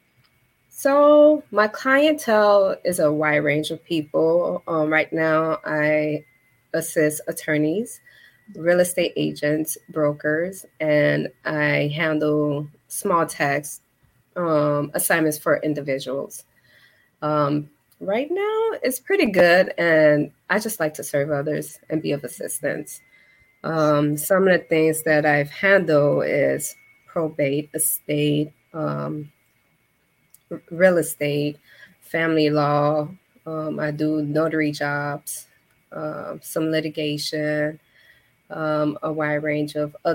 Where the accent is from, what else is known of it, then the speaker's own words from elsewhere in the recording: Chicago, Illinois, United States; I am from Chicago, born and raised in Humboldt Park